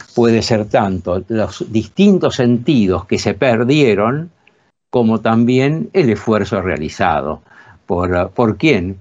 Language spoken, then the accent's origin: Spanish; La Plata, Buenos Aires Province, Argentina; en la localidad llamada Citibel, que es donde yo pasé mi infancia, yo soy platense